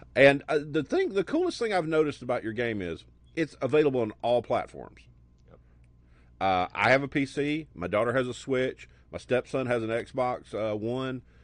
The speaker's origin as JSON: {"language": "English", "town": "Birmingham", "region": "Alabama", "country": "United States", "tie": "born or raised there", "said": "I grew up in Birmingham, okay. south of Birmingham, where there was no cable"}